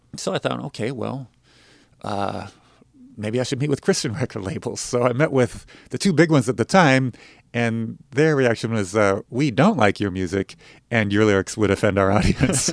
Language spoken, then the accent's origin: English; Denver, Colorado, United States; also born or lived in Los Angeles; now in Nashville, United States; growing up in Denver